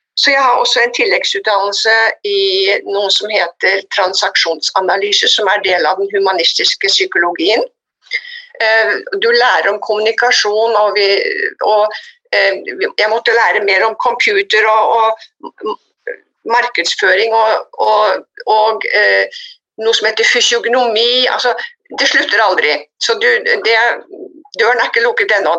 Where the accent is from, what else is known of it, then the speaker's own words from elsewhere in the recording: Oslo, Norway; moved away as an adult; also born or lived in United States; jeg vokste opp i Oslo og dro til USA da jeg var 20 for å bli ett år